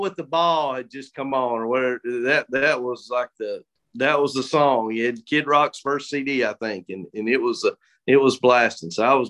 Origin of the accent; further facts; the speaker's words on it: Kentucky, United States; now in Danville, United States; I grew up in Breathitt County where I am, but I think you call homes where your family is.